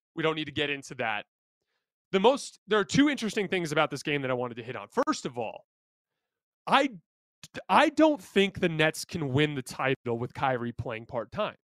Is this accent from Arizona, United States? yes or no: yes; Tucson, Arizona, United States; I'm from Tucson